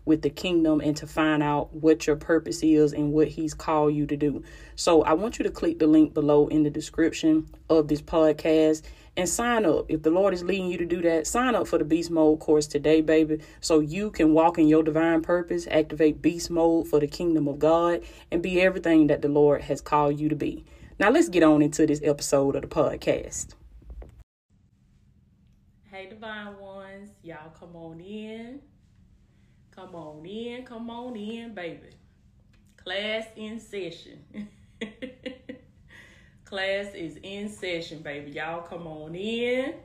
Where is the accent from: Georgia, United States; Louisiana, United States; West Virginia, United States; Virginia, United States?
Georgia, United States; Georgia in this thing, my home state